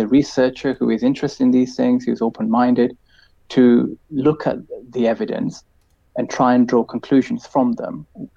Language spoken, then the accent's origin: English; United Kingdom; I'm from Britain myself